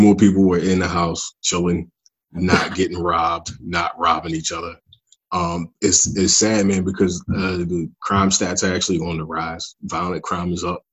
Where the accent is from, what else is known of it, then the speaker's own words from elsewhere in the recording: Philadelphia, Pennsylvania, United States; I'm from North Philly